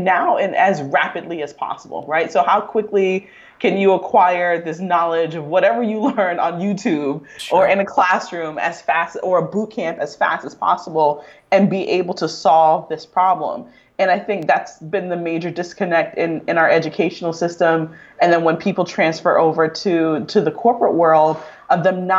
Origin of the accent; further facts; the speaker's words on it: Delray Beach, Florida, United States; I grew up in Delray Beach, Florida, which is about, you know, most people don't know that city that well, but it's an hour north of Miami